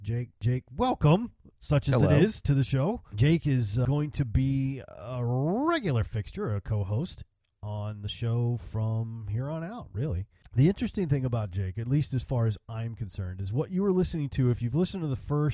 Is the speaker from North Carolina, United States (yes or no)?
no; Texas, United States; also born or lived in Chicago, Illinois; I grew up in Texas, and I've been in Texas since I was 12 years old, and before that I was in Chicago